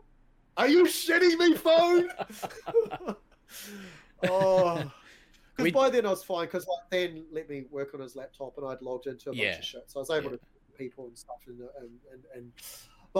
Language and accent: English; New Zealand; we've got 60 million sheep in our country